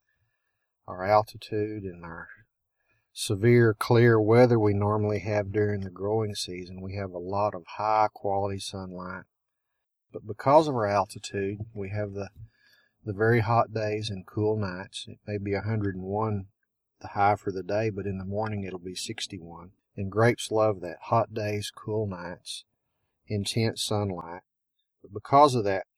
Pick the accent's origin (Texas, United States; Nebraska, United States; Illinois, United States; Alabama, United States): Texas, United States; Lubbock; we're from the Lubbock area, a little north of a little town called Plains. I come from a cotton farming background.